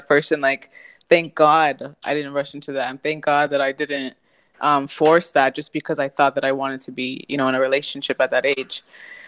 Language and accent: English; United States; moved away as an adult; now in Spain; being an American